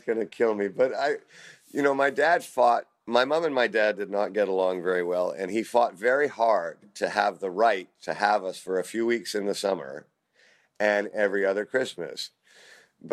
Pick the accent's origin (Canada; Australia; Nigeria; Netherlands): Canada; also born or lived in United Kingdom; now in United States; as a kid growing up in Canada